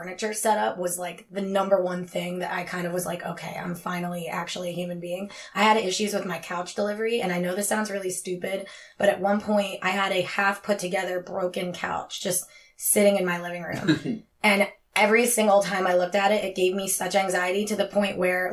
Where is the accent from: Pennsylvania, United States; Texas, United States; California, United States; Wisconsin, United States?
Pennsylvania, United States; Philadelphia; also born or lived in Florida; I'm from Philly and I've lived in the same house my entire life